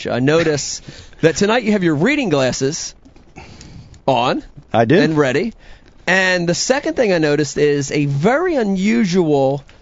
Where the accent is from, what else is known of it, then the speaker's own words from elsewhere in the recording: New Jersey, United States; we're all from Jersey.